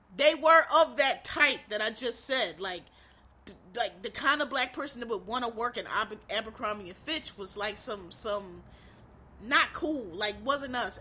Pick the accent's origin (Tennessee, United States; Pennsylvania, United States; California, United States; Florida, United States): Pennsylvania, United States; Philadelphia; where I'm from, I'm from Philly